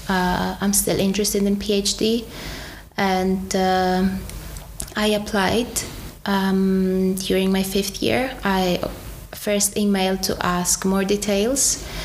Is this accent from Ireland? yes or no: no; Czechia; I grew up kinda in Czech Republic. Mm-hmm. I became who I am as an adult mm.